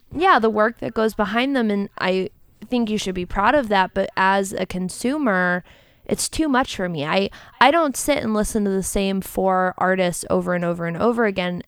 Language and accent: English; Cleveland, Ohio, United States; now in Austin, United States; I love my hometown. I know we in the ATX right now, but I'm from Cleveland.